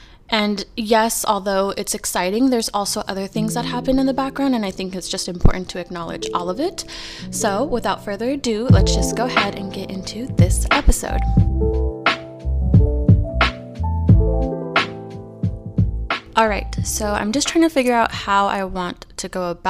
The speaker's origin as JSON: {"language": "English", "region": "California", "country": "United States", "tie": "born or raised there", "said": "We are both born and raised in California. We've never lived anywhere else other than California"}